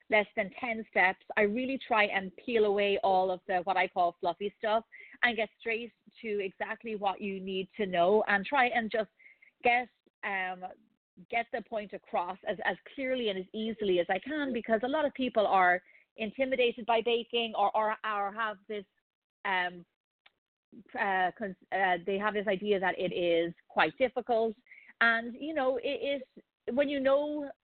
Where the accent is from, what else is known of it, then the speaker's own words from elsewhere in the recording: Ireland; moved away; growing up in Ireland